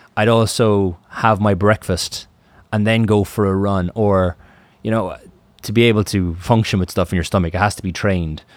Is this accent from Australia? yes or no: no; Ireland; I'm from Ireland, and the Atlantic opens up on Ireland